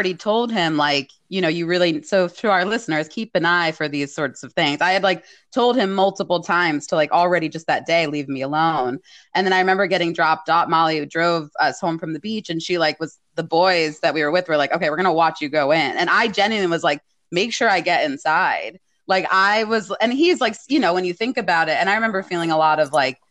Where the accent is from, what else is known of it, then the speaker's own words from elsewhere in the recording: New Jersey, United States; I'm from New Jersey